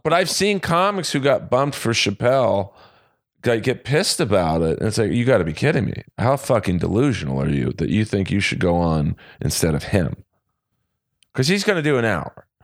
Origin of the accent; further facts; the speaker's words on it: Los Angeles, California, United States; this is Hollywood, it's House of Blues, it's my hometown